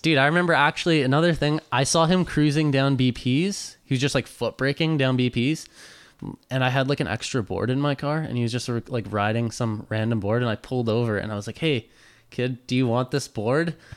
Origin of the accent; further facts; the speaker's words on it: North Vancouver, British Columbia, Canada; I grew up in North